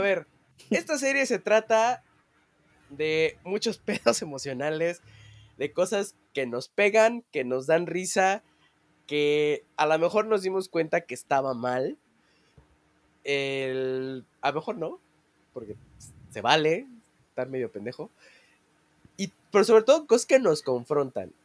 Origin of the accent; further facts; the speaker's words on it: Mexico; somos mexicanos